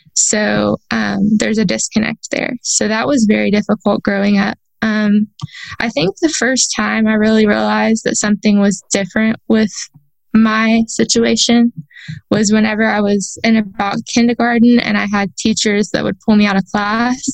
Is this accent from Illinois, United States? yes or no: no; a town not too far from Houston, Texas, United States; I was born on December 30th in a town not too far from Houston.